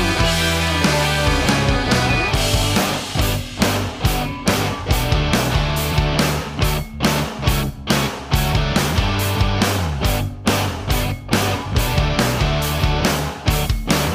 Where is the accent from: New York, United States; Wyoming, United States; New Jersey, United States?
New Jersey, United States; moved away; I'm from New Jersey originally